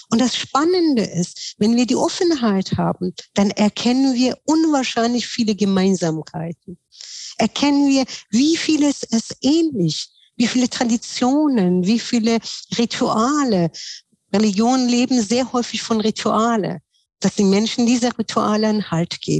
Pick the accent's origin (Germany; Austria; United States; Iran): Iran; Tehran, Tehran Province; Ich bin ja in Teheran aufgewachsen, weil ich war, meine Familie waren muslimisch Hintergründen, aber auf der Straße, wo ich gewohnt habe, die waren sehr viel Bahais Kinder